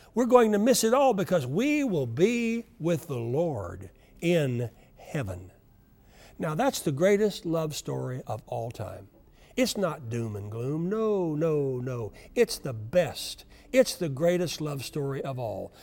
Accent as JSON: {"language": "English", "region": "Oklahoma", "country": "United States", "tie": "born or raised there", "said": "I grew up in Oklahoma where we never ever heard of, of earthquakes"}